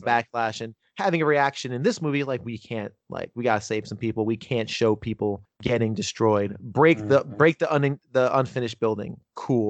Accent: Northern New Jersey, United States; I'm from Northern New Jersey. I grew up about 20 minutes from New York

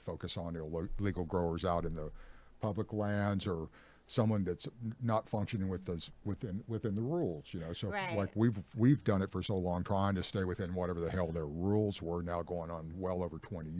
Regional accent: Ukiah, California, United States; And that's the Ukiah, my hometown, is like, that's, I grew up in that neck of the woods, and it's just a way of life there.

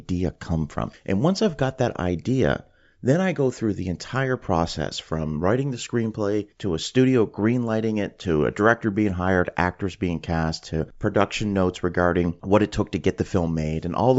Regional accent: Canada; now in Florida, United States; I'm originally from Canada. That's where I grew up

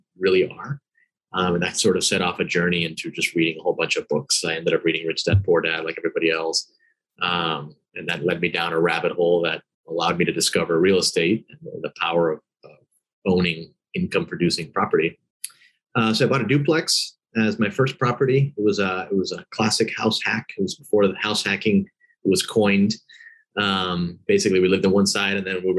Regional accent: Miami, Florida, United States; I grew up in Miami. I was born here, traditional Cuban immigrant family.

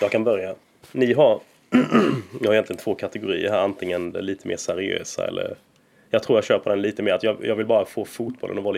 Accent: Småland, Sweden; som du säger, inte ens min småländska hjärna kan liksom ta in detta.

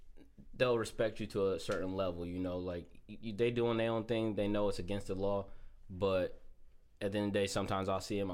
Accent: Lorain, Ohio, United States; I'm from Lorraine

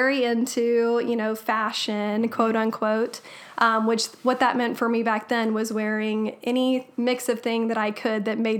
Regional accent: Andrews, Texas, United States; I grew up in Andrews.

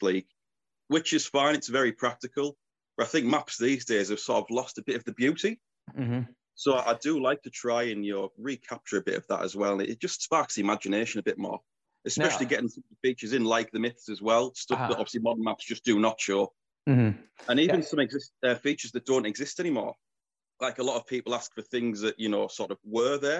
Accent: Teesside, North East England, United Kingdom; my home region of Teesside

